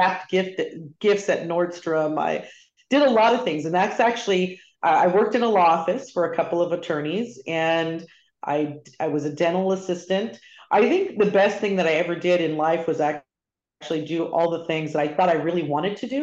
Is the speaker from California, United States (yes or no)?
yes; Chino, California, United States; also born or lived in Upland, California; So I grew up in Chino, California. Not many people know where that is, but that is a little town in Southern California. Was born and raised in Southern California with most of my family